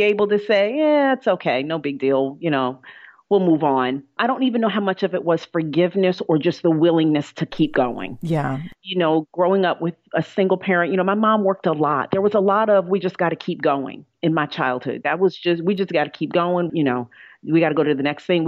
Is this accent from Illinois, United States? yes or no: no; New York, United States; I'm a New Yorker